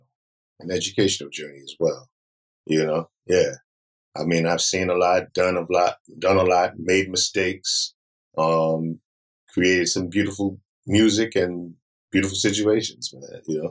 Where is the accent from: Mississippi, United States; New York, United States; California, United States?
New York, United States; Brooklyn; born or raised there